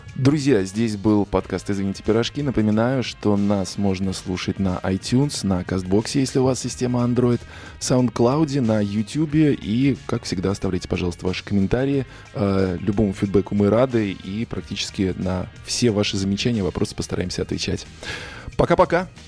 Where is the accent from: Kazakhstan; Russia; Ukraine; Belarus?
Russia; я журналист из России